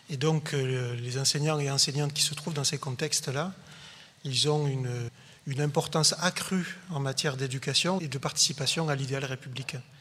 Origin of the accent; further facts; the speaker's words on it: Montpellier, Occitania, France; je viens bien de Montpellier.